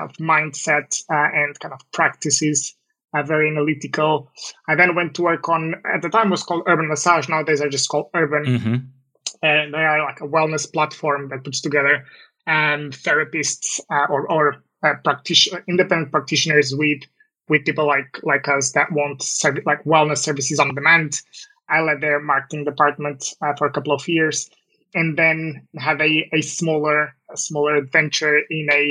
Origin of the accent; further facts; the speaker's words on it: Portugal; moved away; I'm originally from Portugal